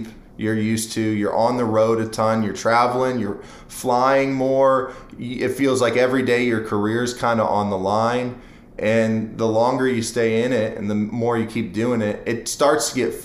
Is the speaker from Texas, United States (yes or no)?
no; Akron, Ohio, United States; moved away as an adult; now in Nashville, United States; I'm from Akron, Ohio, so I mean, I say Akron, but apparently in my hometown, people have been getting upset with me for saying Akron when it's really, it's like Portage Lakes and Canal Fulton is where I went to high school